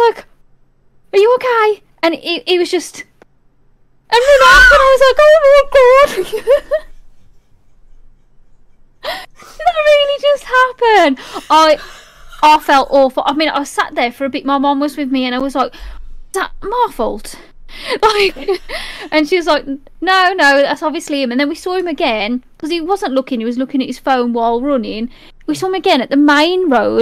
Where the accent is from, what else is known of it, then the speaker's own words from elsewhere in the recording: Black Country, West Midlands, United Kingdom; I'm born here.